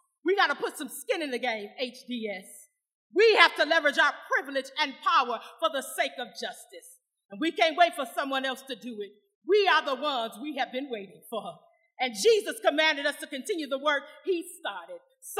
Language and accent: English; Flint, Michigan, United States; I'm from Flint, Michigan, right next door to Saginaw